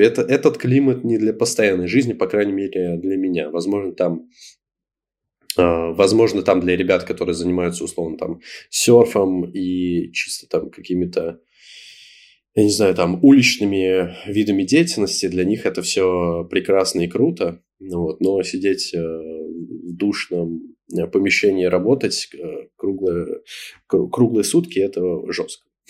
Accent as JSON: {"language": "Russian", "country": "Russia", "moved": "as an adult", "lives_now": "Bali, Indonesia", "said": "мы из России"}